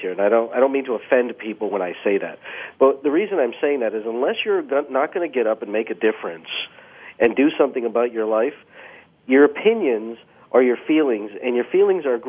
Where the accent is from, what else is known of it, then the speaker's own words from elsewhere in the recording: Canada; I've been blessed to be born in Canada, but being of Indian descent